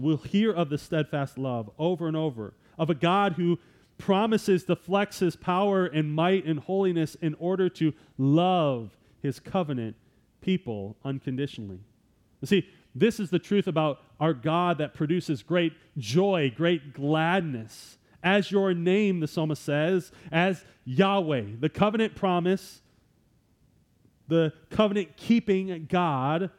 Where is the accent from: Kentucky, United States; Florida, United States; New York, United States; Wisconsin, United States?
Wisconsin, United States; I'm from Wisconsin